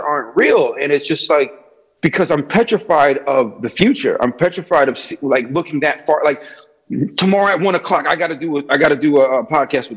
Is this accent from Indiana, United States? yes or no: no; New Britain, Connecticut, United States; now in Hartford, United States; I currently live in Hartford. I'm born and raised in New Britain, Connecticut